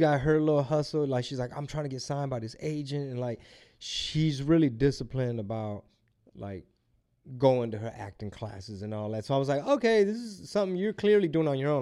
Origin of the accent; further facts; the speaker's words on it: Houston, Texas, United States; I'm from Houston